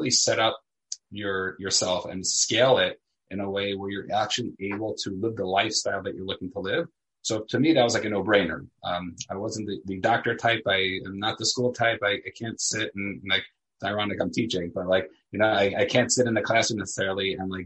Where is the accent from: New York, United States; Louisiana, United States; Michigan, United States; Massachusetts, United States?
New York, United States; New York City; also born or lived in Elizabeth, New Jersey / Israel; I grew up in Staten Island, New York